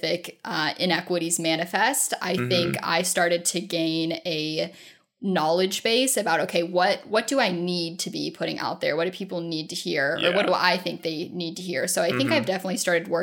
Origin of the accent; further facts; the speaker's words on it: Ohio, United States; moved away as an adult; I grew up in Ohio